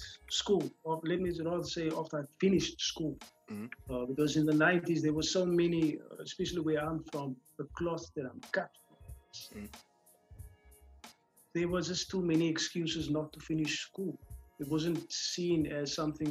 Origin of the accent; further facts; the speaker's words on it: Cape Town, Western Cape, South Africa; I was growing up in Kelsra, in the northern parts of the Cape Flats